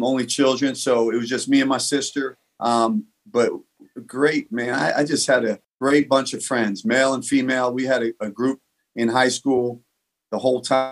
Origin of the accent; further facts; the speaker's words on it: New Jersey, United States; also born or lived in Bronx, New York; we moved to New Jersey when I was probably three, four years old, and grew up there